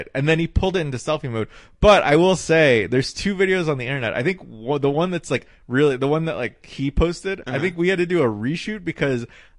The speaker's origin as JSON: {"language": "English", "town": "Knoxville", "region": "Tennessee", "country": "United States", "tie": "born or raised there", "also_born_or_lived": "North Carolina / Portland", "moved": "as an adult", "said": "I was born in North Carolina, and then we lived in Portland for a year, and then I lived in Tennessee from second grade until college."}